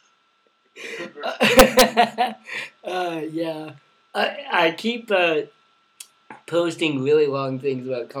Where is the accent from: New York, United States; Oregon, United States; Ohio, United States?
Oregon, United States; Eastern; I'm from Eastern Oregon.